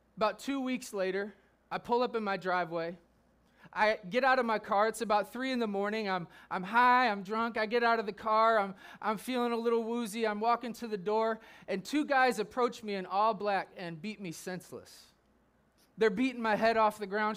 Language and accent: English; Chicago, Illinois, United States; I was seventeen years old, growing up in the Chicagoland area.